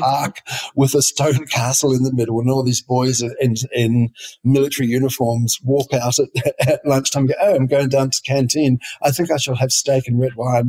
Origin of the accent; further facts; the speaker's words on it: far south of New Zealand, New Zealand; I'm a New Zealander. I grew up on a sheep farm in the far south of New Zealand.